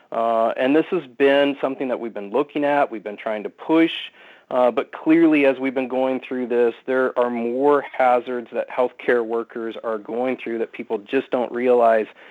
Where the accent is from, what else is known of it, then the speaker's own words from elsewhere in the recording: Iowa, United States; moved away; I was born and raised in Iowa